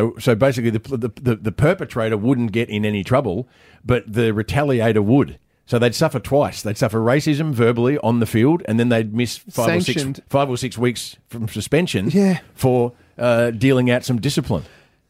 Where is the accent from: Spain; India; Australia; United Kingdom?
Australia; The original aspect of this entire nation. There's other reasons why I'm so Australian.